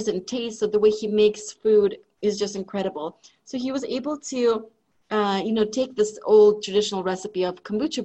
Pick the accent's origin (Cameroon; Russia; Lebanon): Russia; moved away; I grew up in Russia